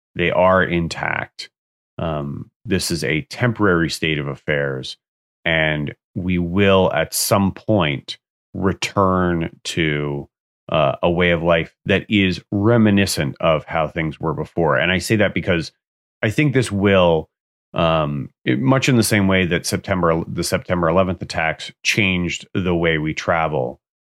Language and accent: English; Pleasantville, New York, United States; the town that I grew up in in Westchester, Pleasantville